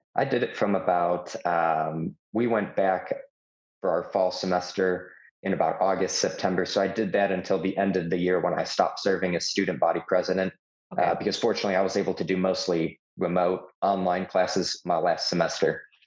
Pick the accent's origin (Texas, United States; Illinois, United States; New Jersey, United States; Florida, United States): Illinois, United States; Chicago; now in Tennessee, United States; I'm from Chicago, but lived in Tennessee for almost 10 years.